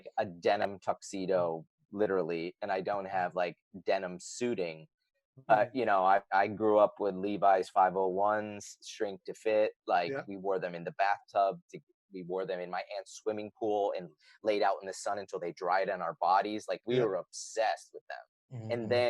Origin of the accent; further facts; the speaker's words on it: Northeast, United States; I grew up in the Northeast of America.